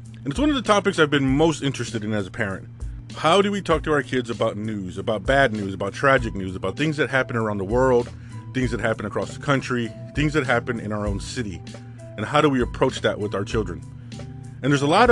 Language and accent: English; California, United States; growing up in California in the 80s and 90s as a Hispanic male